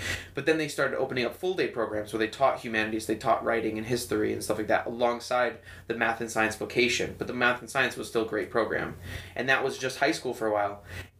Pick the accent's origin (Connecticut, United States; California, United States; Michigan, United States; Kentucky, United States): Connecticut, United States; Windsor Locks; I was bussed in from Windsor Locks into the inner city.